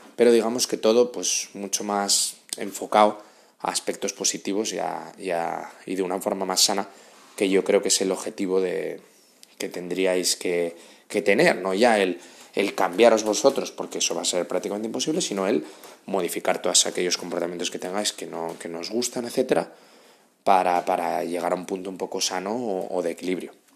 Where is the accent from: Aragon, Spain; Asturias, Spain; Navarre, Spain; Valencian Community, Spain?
Asturias, Spain; moved away as an adult; now in Madrid, Spain; soy de Asturias, llevo en Madrid viviendo 6 años